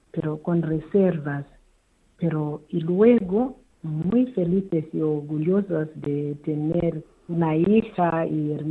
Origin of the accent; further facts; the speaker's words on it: Kamativi, Matabeleland North, Zimbabwe; llegaron las españolas, religiosas misioneras hijas de Calvario que venía de Burgos a mi pueblo, en Camativi.